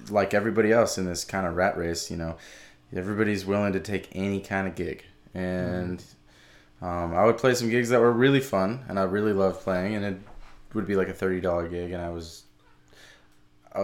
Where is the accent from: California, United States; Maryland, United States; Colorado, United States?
Colorado, United States; Boulder; moved away as an adult; also born or lived in New York City; now in New Orleans, United States; I'm from Boulder, Colorado, and I grew up there